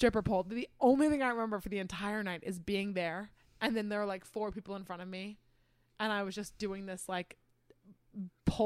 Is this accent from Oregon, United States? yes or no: yes; Eugene, Oregon, United States; now in Nashville, United States; I'm from Eugene, Oregon